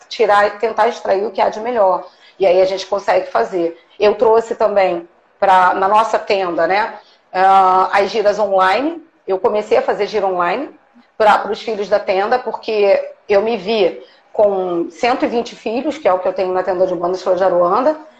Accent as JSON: {"language": "Portuguese", "country": "Brazil", "said": "eu sou brasileira"}